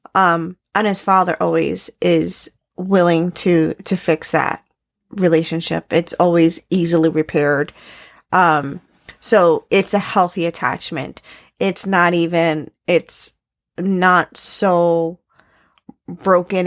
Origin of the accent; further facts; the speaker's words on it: New York City, New York, United States; I grew up in New York City